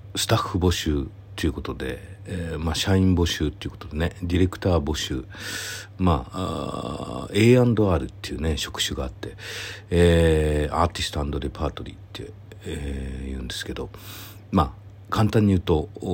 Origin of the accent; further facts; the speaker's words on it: Nara, Japan; moved away as an adult; also born or lived in Asagaya, Tokyo; now in Tokyo, Japan; 奈良県から出てきて